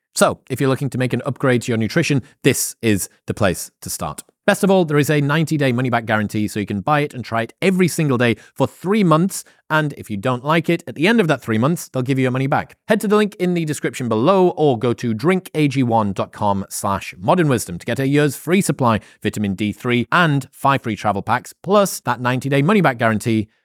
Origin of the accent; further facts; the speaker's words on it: United Kingdom; I'm British.